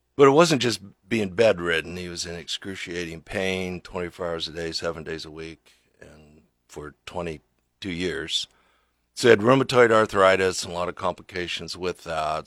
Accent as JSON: {"language": "English", "town": "Lincoln", "region": "Nebraska", "country": "United States", "tie": "born or raised there", "said": "I grew up here in Lincoln, right down by Lincoln High."}